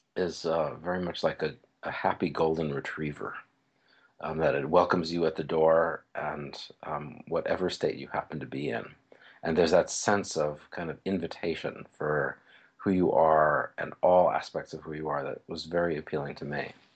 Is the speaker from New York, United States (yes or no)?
yes; New York City, New York, United States; moved away; also born or lived in Bay Area; I grew up in New York City